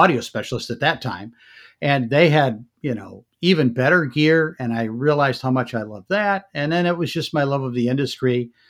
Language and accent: English; Michigan, United States; moved away as an adult; also born or lived in New Jersey; I grew up in Michigan